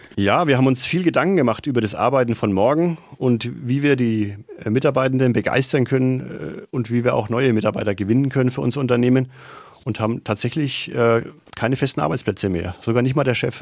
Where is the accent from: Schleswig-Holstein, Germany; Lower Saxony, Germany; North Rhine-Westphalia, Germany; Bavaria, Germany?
Bavaria, Germany; Nuremberg; also born or lived in Krems, Austria; Ich bin ein Nordstadtkind, also ich bin tatsächlich auch in Nürnberg geboren und aufgewachsen